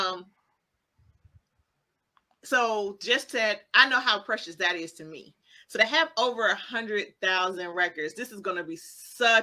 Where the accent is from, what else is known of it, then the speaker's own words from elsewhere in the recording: Montgomery, Alabama, United States; I grew up in Montgomery, Alabama